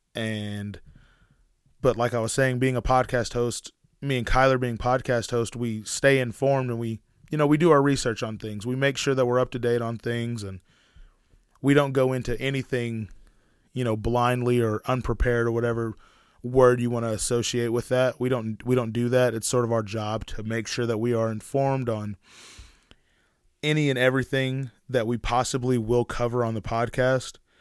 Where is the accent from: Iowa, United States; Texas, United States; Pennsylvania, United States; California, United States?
Texas, United States; Sherman, Denison, Grayson County; we're from Sherman, Denison, Grayson County area